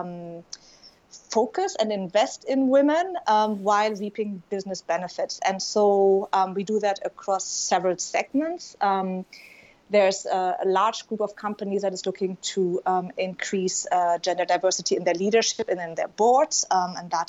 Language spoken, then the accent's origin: English; Germany; accent: German; English is a second language; moved away as an adult; also born or lived in Yemen; you can probably tell I'm German, given my accent